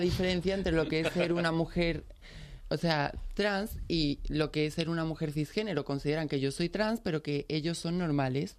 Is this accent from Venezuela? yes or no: no; Pilas, Andalusia, Spain; soy de Pilas, ¿qué conoces de mi pueblo?